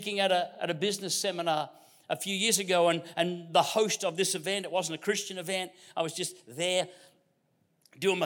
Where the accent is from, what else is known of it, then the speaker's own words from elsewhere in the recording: Queensland, Australia; I'm from Queensland. We put the emphasis on the first syllable